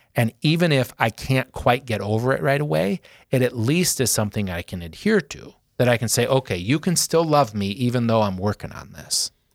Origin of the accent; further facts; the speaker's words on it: Sioux Falls, South Dakota, United States; being in Sioux Falls, in the North End. Because when I was growing up, you still knew where everyone lived.